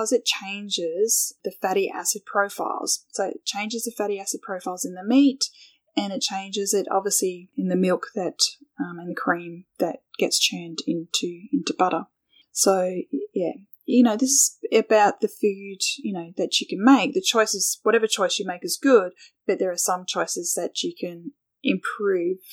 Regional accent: Australia; being Australian

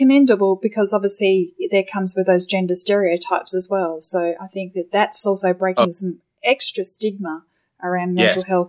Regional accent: Adelaide, South Australia, Australia; my hometown in Adelaide

